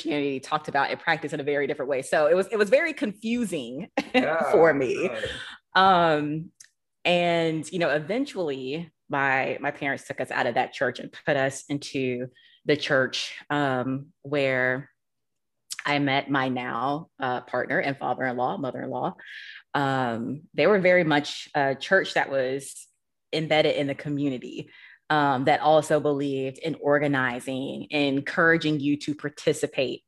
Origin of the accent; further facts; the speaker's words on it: Monroe, Georgia, United States; my hometown, Monroe, Georgia